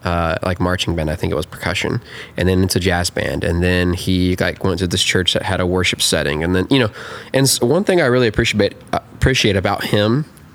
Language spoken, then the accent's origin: English; Atlanta, Georgia, United States; I'm from Atlanta too.